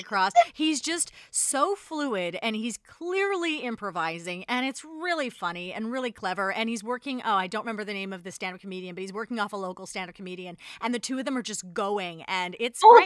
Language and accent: English; Canada; we're Canadian